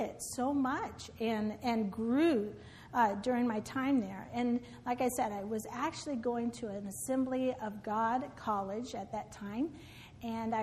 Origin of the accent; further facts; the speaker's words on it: California, United States; moved away; also born or lived in Midwest; I grew up in California